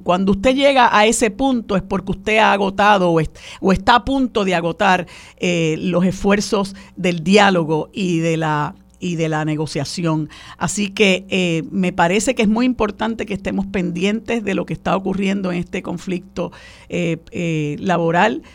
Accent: Puerto Rico

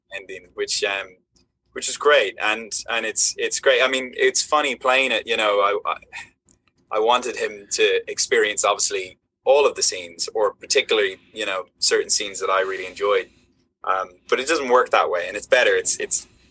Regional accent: Ireland; Ireland's this like small country that sits between you know Great Britain and the United States, and so yeah. growing up, I would get you know I'd have the BBC

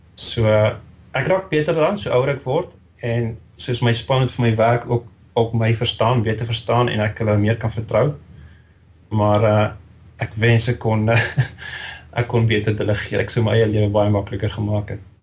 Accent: Riebeeckstad, Free State, South Africa; moved away as an adult; now in St Albans, United Kingdom; Ek het eh, te groot geword in die Vrystaat in Riebeekstad

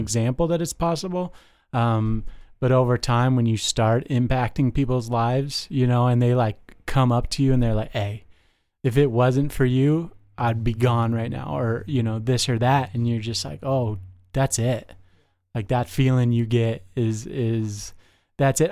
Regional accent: Las Vegas, Nevada, United States; moved away; I grew up in Las Vegas

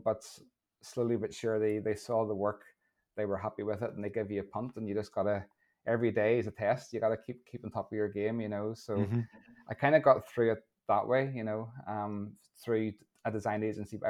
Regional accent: Lisburn, Northern Ireland, United Kingdom; moved away as an adult; now in Portrush, United Kingdom; I'm originally from Lisburn. I now live in Portrush, up in the north coast.

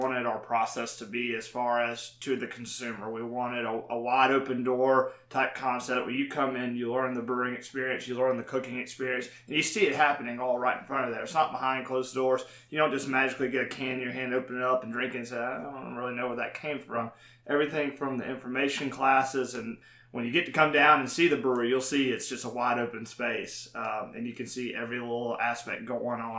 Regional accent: Chattanooga, Tennessee, United States; Trey and I are from Chattanooga

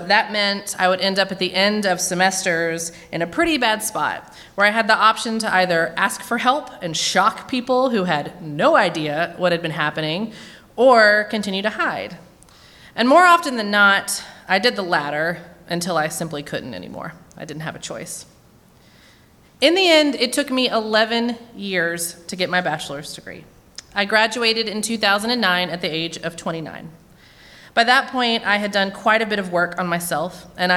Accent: Williamson County, Tennessee, United States; moved away as an adult; also born or lived in Murfreesboro, Tennessee; now in Nashville, United States; I grew up in Williamson County and have lived in Nashville now for many years

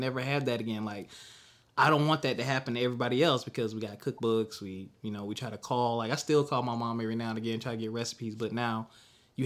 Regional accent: the South, United States; I'm from the South

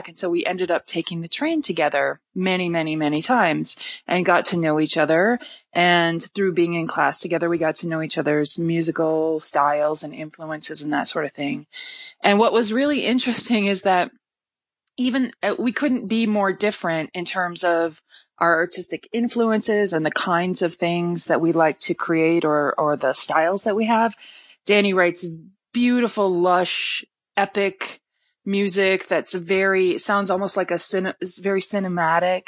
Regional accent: Wisconsin, United States; moved away as an adult; also born or lived in Minneapolis / New York; I'm originally from Wisconsin, but at the time I was living in Minneapolis

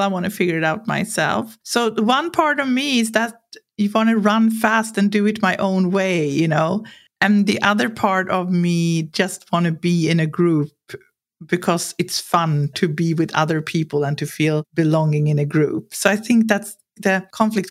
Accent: Sweden; growing up in Sweden with a culture where it's really clear here that you're not supposed to think you're something special

